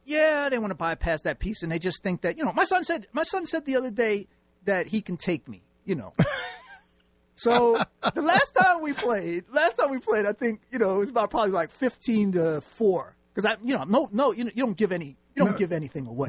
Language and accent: English; New York City, New York, United States; moved away as an adult; I'm from New York